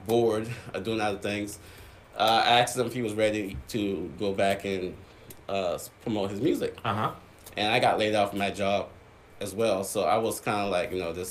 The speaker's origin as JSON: {"language": "English", "town": "Charleston", "region": "South Carolina", "country": "United States", "tie": "born or raised there", "said": "I'm from Charleston, born and raised here in Charleston, South Carolina"}